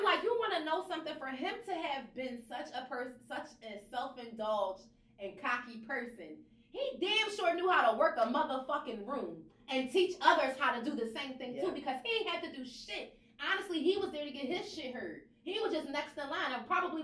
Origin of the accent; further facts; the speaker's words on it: Chicago, Illinois, United States; I'm from Chicago